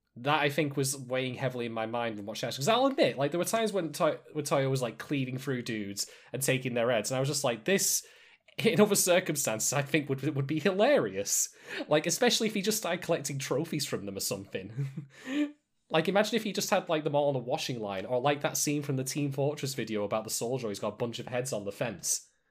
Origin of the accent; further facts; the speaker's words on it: United Kingdom; I'm a British guy